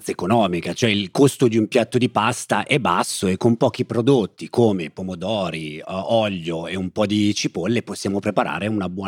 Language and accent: Italian; Germany; Italian is a second language; Eh, io sono cresciuta in Germania e nella Germania penso che un momento tipico per mangiare insieme è la cena.